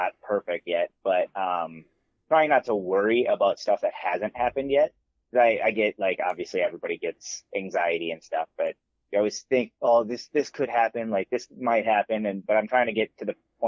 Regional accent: Buffalo, United States; also born or lived in Stillwater; in between fourth grade and fifth grade, we moved from Stillwater to Buffalo

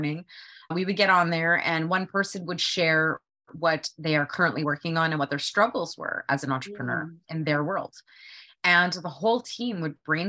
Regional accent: Canada; I'm a Canadian and I was trying to live the American dream

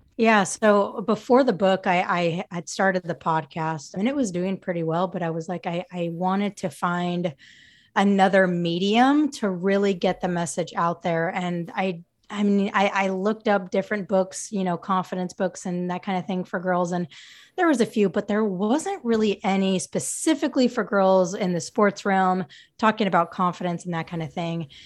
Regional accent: Utah, United States; transferred, um, back to my, my home state, Utah State

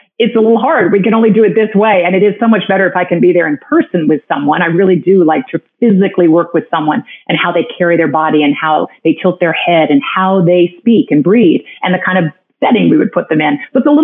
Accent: Greenwich, Connecticut, United States; also born or lived in New York City; now in South Florida, United States; I grew up in Greenwich, Connecticut

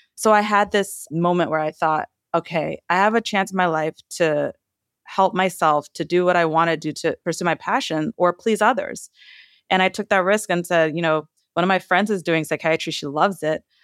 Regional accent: Trinidad & Tobago; moved away; I come from a Caribbean household. I was born in Trinidad

